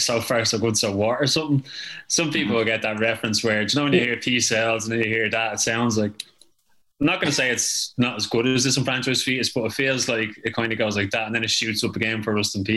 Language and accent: English; Ireland; We're Three Piece from Ireland